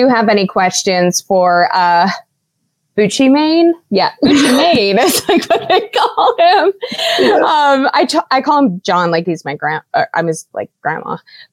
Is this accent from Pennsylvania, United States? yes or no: yes; Pittsburgh, Pennsylvania, United States; also born or lived in Steubenville, Ohio / Maryland; I'm from Pittsburgh. I grew up and lived here.